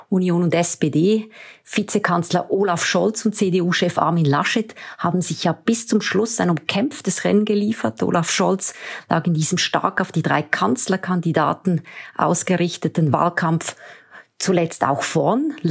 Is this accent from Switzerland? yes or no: yes; Switzerland; Und wenn Sie mir die Bemerkung als Schweizerin erlauben